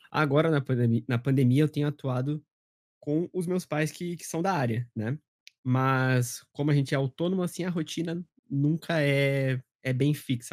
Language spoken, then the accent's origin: Portuguese; Curitiba, Paraná, Brazil; eu tenho 24 anos e eu sou de Curitiba